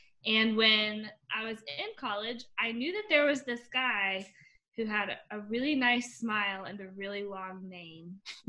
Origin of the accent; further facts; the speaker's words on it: Tennessee, United States; also born or lived in Indiana; So I grew up, I was born in Indiana, but I moved around a lot because my dad was in the military, and then we ended up settling in East Tennessee as well. And I grew up in a primarily white area.